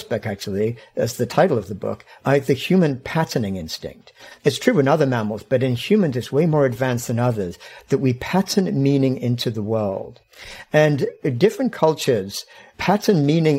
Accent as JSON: {"language": "English", "region": "England", "country": "United Kingdom", "tie": "born or raised there", "said": "I grew up in England."}